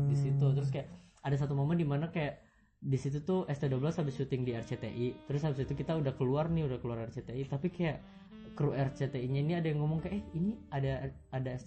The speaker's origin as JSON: {"language": "Indonesian", "town": "Makassar", "region": "South Sulawesi", "country": "Indonesia", "said": "oh kita Makassar dua-duanya harus lolos nih"}